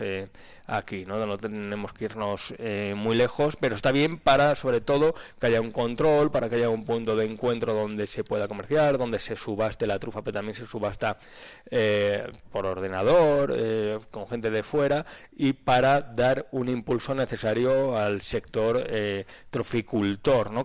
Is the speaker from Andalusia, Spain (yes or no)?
no; Aranda de Duero, Castile and León, Spain; mismamente vengo de la Aranda